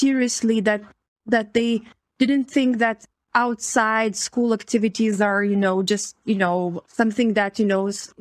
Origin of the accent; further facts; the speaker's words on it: Lithuania; So I was born in Soviet Union, but I grew up as a child in, you know, independent Lithuania